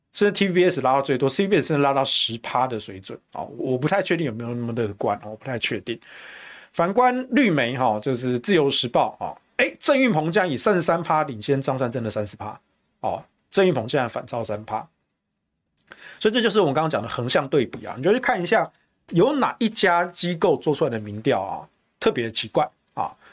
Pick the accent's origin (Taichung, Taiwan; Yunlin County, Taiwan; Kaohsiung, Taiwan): Taichung, Taiwan; now in Taipei, Taiwan; 我是台中人，因为我户籍到现在都还在台中